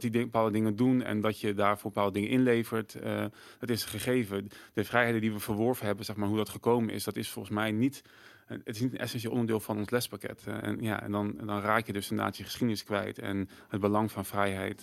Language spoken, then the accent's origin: Dutch; Netherlands